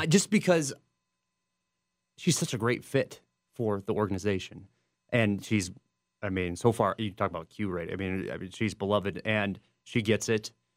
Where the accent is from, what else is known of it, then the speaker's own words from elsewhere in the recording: Omaha, Nebraska, United States; that's my hometown